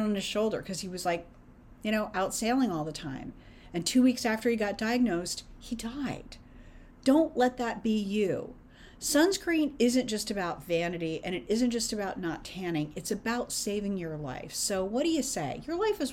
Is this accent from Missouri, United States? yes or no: no; California, United States; I grew up in California